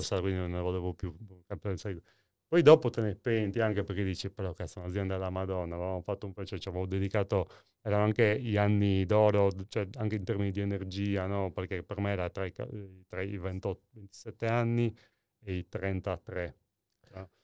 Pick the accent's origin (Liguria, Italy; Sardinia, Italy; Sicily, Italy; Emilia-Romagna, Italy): Sardinia, Italy; Nuoro; sono tornato in realtà nella, a Nuoro, nel, nel, mio paese natale